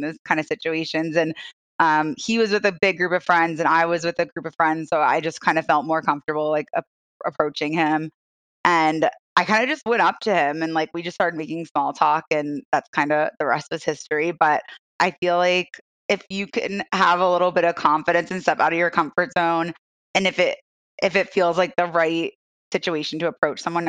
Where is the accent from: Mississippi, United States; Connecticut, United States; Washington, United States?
Connecticut, United States; moved away as an adult; now in Philadelphia, United States; Ashley and I know each other from way back in elementary school in Connecticut together.